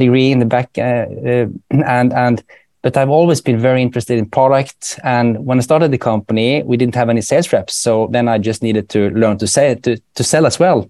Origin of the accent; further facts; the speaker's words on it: Bergen, Vestland, Norway; accent: Bergen dialect; first language Norwegian; English is a second language; moved away as an adult; now in Sweden; I'm from Bergen